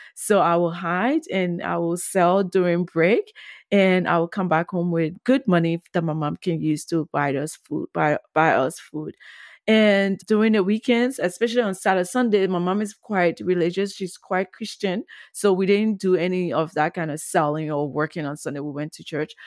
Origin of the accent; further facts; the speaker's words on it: Monrovia, Montserrado, Liberia; also born or lived in Ghana; growing up on duper road in Pinsville, Monrovia, Liberia